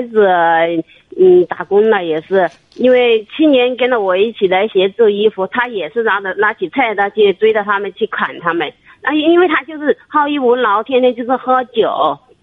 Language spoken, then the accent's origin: Chinese; Jiangxi, China; now in Guangdong, China; 我不是湖南，我是江西的